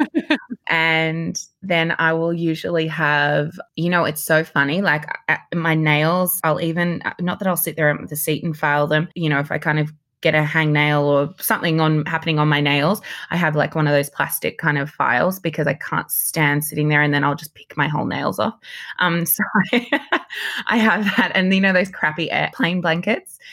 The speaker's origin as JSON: {"language": "English", "town": "Sydney", "region": "New South Wales", "country": "Australia", "tie": "born or raised there", "also_born_or_lived": "Papua New Guinea / New York / London / Los Angeles", "moved": "as an adult", "said": "growing up in Sydney as a young girl, I can definitely see, like, when I look back at pictures, you know, I grew up in Southlandshire"}